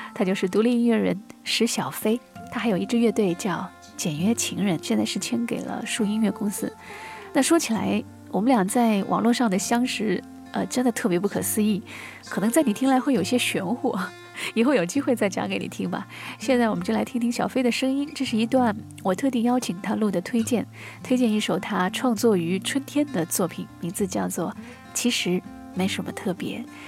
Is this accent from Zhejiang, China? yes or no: no; Shanghai, China; moved away; also born or lived in Beijing; 我们上海人叫棉毛裤、棉毛衫啊